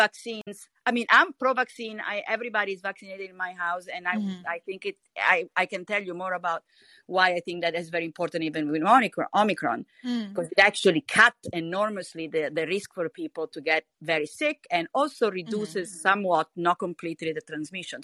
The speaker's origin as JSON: {"language": "English", "country": "Italy", "said": "I'm from Italy"}